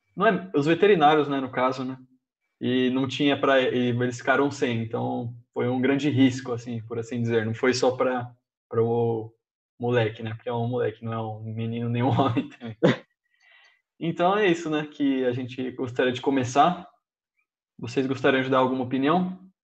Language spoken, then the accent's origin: Portuguese; Brazil